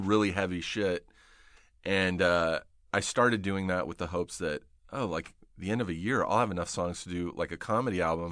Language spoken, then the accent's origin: English; Riverside, California, United States; I grew up in Riverside